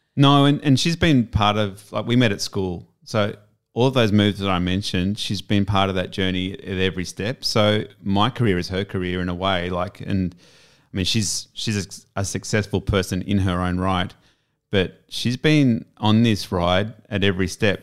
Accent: Sydney, New South Wales, Australia; moved away as an adult; also born or lived in Palm Cove / Perth / Melbourne / Japan; back to my hometown of Sydney

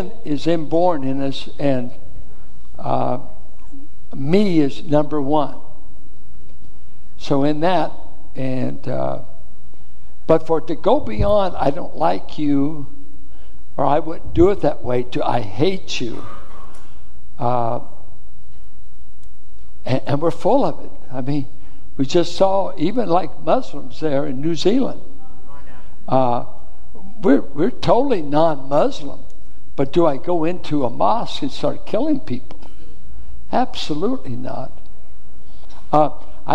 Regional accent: Richmond, California, United States; I grew up in Richmond schools in the Iron Triangle

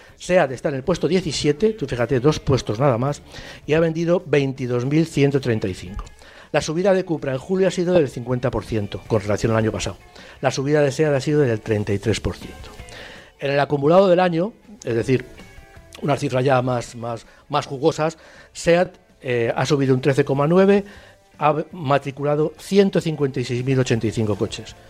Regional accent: Spain; nosotros como, españoles

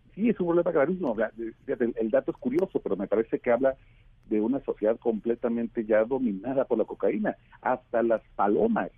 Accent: Mexico; somos los mexicanos

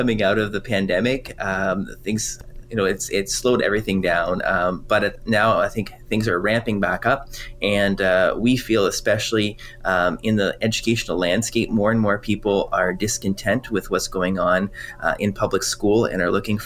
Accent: Quebec, Canada; first language French; English is a second language; now in Ontario, Canada; I'm originally from Quebec, and French is my first language

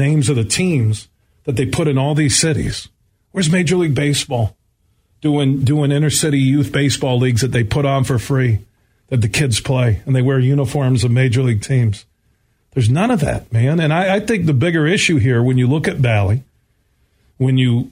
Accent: Grand Rapids, Michigan, United States; It was grassroots for me growing up in Burton Heights, just down the street here from 96-1 the game

